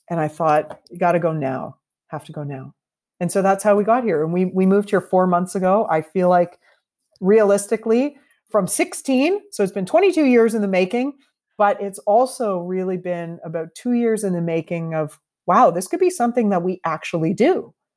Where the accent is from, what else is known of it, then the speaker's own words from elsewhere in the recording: Canada; also born or lived in Toronto / Vancouver; our values as Canadians